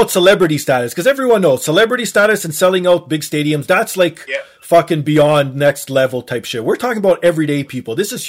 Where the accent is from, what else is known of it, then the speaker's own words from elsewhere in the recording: Toronto, Ontario, Canada; I was born and raised in Toronto.